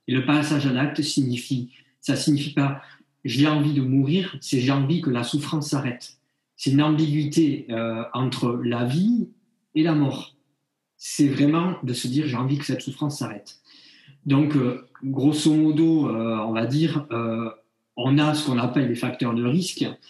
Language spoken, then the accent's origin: French; Bayonne, Nouvelle-Aquitaine, France; je suis originaire de Bayonne